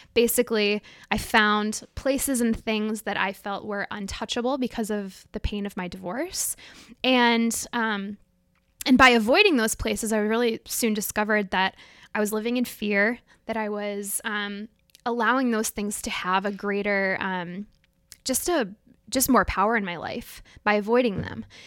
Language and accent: English; Minneapolis, Minnesota, United States; born or raised there